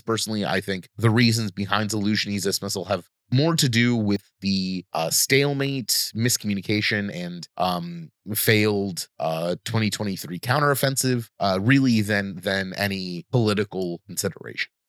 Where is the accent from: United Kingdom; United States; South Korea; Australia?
United States; I grew up in America